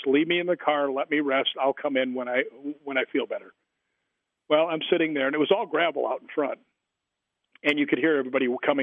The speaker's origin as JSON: {"language": "English", "town": "Chicago", "region": "Illinois", "country": "United States", "tie": "born or raised there", "said": "because I grew up in Chicago"}